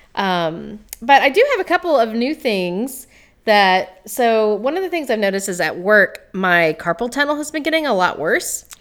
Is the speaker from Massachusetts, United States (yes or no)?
no; Greene County, Tennessee, United States; I grew up in Greene County, Tennessee